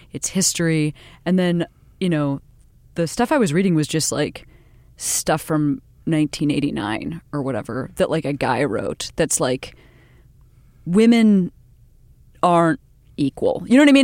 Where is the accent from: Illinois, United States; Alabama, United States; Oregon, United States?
Illinois, United States; Western Springs; I grew up outside Chicago, fifteen miles west of the city in a little teeny town called Western Springs